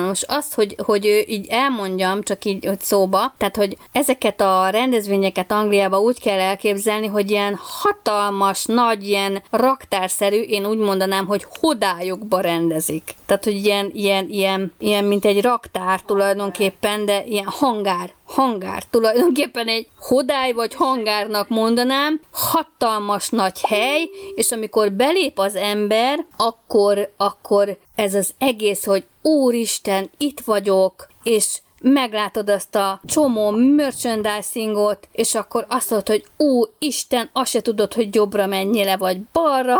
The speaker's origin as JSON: {"language": "Hungarian", "country": "Hungary", "said": "mint magyar turista"}